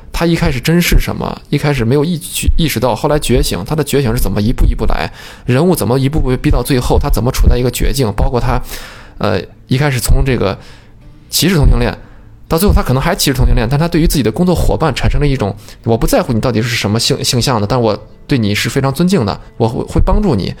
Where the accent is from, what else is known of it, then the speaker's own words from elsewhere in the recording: China; 我们中国人传统还有一种想法，就是为富不仁